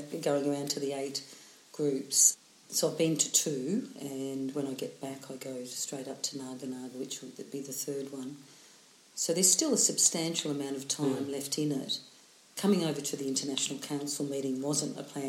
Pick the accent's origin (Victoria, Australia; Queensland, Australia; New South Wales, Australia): Victoria, Australia; Melbourne; also born or lived in Emerald, Victoria; in Melbourne, because it's my hometown